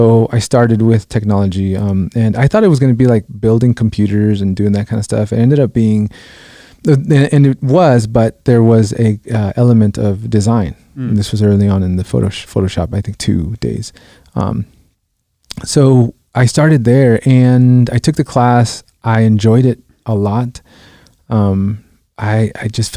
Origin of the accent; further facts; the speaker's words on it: Los Angeles, California, United States; also born or lived in Guatemala; I grew up in South Central Los Angeles